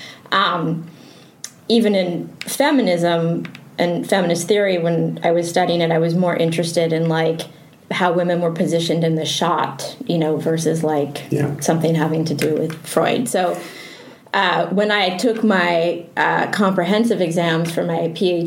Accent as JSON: {"language": "English", "country": "Canada", "tie": "born or raised there", "moved": "as an adult", "lives_now": "Los Angeles, United States", "said": "I just had a very hard time growing up in Canada"}